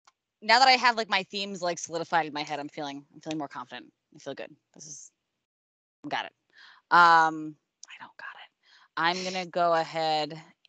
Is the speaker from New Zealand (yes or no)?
no; New York, United States; I'm from New York.